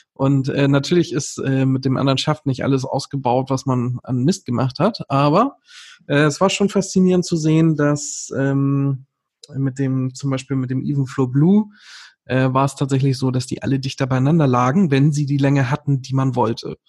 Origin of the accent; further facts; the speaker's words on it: Northern Germany, Germany; als Norddeutscher